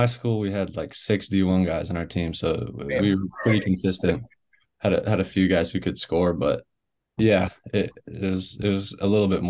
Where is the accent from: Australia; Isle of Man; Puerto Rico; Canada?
Canada; I'm a Canadian. They won't let me do nothing.